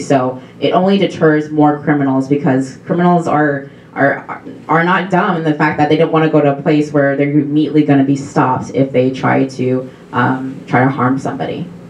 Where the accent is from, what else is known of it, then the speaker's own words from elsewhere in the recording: Missouri, United States; I'm from Missouri and I go to Mizzou.